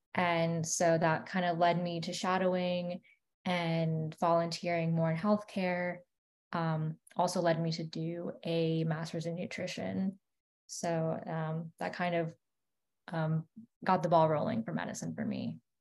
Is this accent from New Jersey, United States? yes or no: no; West Palm Beach, Florida, United States; also born or lived in New York; I'm from West Palm Beach and I went to UF for undergrad